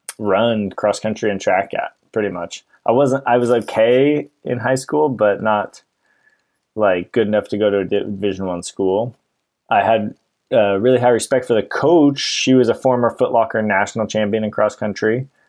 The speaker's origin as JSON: {"language": "English", "town": "Portland", "region": "Oregon", "country": "United States", "tie": "born or raised there", "also_born_or_lived": "Ashland, Oregon", "said": "I grew up in Portland, Oregon, and lived there till I went to college in 2007. Went down to Ashland, Oregon."}